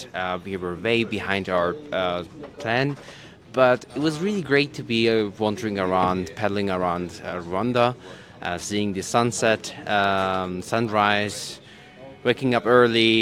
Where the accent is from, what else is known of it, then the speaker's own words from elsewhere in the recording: Germany; I'm from Germany.